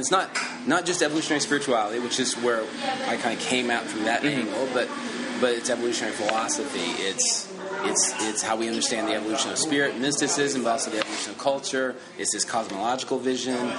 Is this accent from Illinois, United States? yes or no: no; a small town in northern Oklahoma, United States; I grew up in Oklahoma, which was a small town in northern Oklahoma